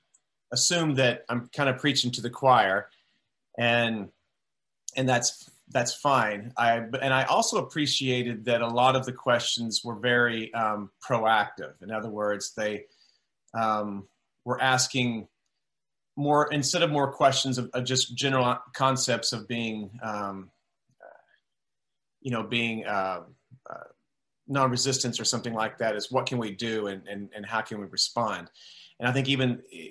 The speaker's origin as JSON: {"language": "English", "region": "Texas", "country": "United States", "tie": "born or raised there", "said": "as a child and growing up in Texas"}